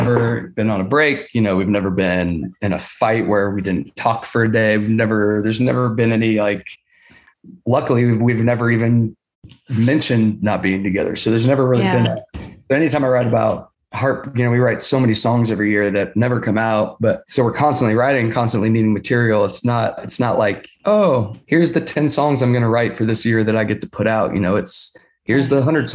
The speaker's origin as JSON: {"language": "English", "town": "Sacramento", "region": "California", "country": "United States", "tie": "born or raised there", "also_born_or_lived": "Orange County, California", "said": "growing up, in California"}